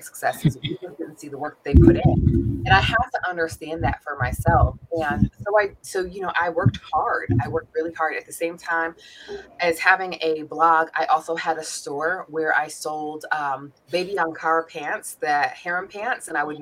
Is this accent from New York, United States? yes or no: yes; New York, United States; now in Atlanta, United States; I'm originally born and raised in New York, which of course I will forever claim